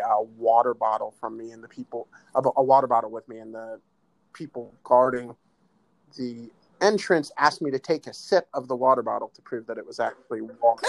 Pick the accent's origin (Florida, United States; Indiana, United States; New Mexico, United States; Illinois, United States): Illinois, United States; Chicago; My parents moved to the United States when I was about eight months old. They moved to the south side of Chicago